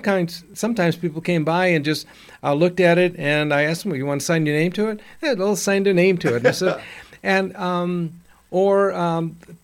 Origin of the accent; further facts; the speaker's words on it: Chicago, Illinois, United States; moved away; When I was growing up, I lived in, I'm from Chicago